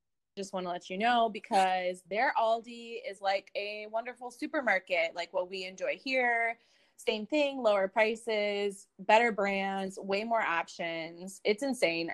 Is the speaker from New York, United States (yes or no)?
no; Chicago, Illinois, United States; I lived in Chicago my whole life